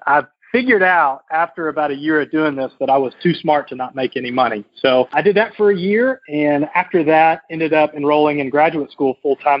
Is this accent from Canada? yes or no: no; North Little Rock, Arkansas, United States; moved away as an adult; also born or lived in Indianapolis, Indiana; I was born and raised in North Little Rock, Arkansas